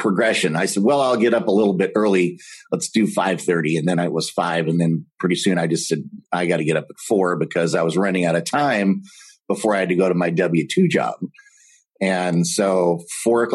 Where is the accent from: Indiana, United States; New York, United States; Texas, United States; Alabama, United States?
Texas, United States; moved away as an adult; now in Minnesota, United States; I am currently residing in Minnesota. I'm from Texas.